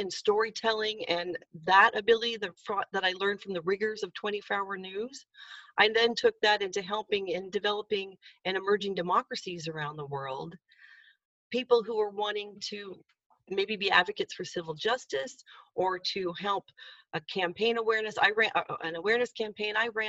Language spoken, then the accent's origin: English; Indiana, United States; back to the days when I was a kid in Indiana. Changing my accent a bit to be better understood